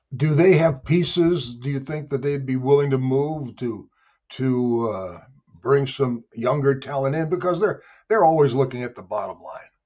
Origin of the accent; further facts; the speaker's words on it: St. Louis, Missouri, United States; my hometown of Saint Louis